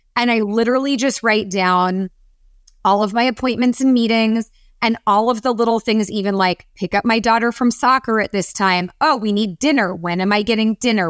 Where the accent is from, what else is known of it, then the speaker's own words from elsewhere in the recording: San Francisco, California, United States; I grew up in San Francisco in the Bay Area